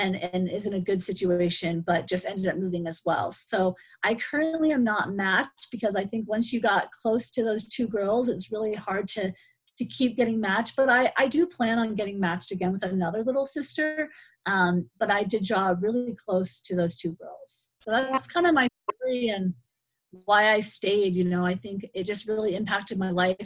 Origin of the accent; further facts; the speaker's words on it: Gallup, New Mexico, United States; I grew up in Gallup. My parents are originally from New York and we moved here when I was small. So I've been raised pretty much in New Mexico as a child